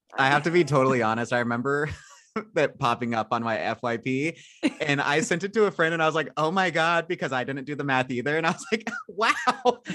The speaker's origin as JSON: {"language": "English", "town": "Carlinville", "region": "Illinois", "country": "United States", "moved": "yes", "lives_now": "Los Angeles, United States", "said": "I'm from Illinois, but like closer to Springfield."}